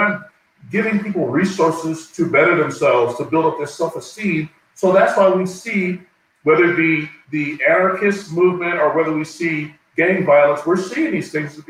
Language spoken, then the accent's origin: English; East Coast, United States; And growing up on the East Coast, and especially New Jersey, New York area, back in the day when politicians were trying to do something for the neighborhoods